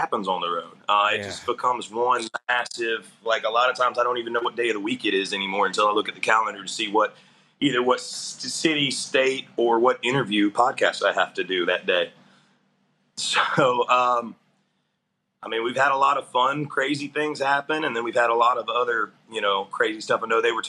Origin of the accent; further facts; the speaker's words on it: South Alabama, United States; I am from South Alabama. I grew up in South Alabama